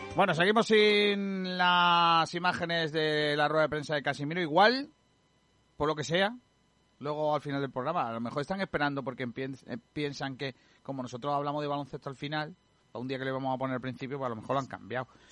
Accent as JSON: {"language": "Spanish", "area": "Málaga", "region": "Andalusia", "country": "Spain"}